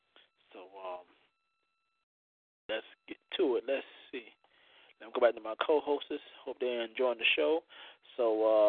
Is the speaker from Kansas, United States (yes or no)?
no; Florida, United States; now in Georgia, United States; You see how I moved to Georgia and she moved to Florida, my home state.